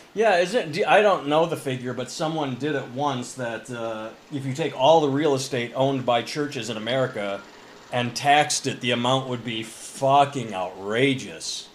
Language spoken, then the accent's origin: English; Midwest, United States; moved away as an adult; also born or lived in Boston, Massachusetts; when I was growing up in the Midwest, I had never heard of Columbus Day